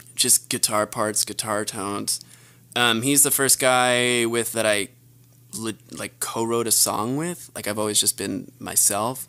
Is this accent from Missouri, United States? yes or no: no; New Jersey, United States; moved away as an adult; now in Los Angeles, United States; I'm from the East Coast, New Jersey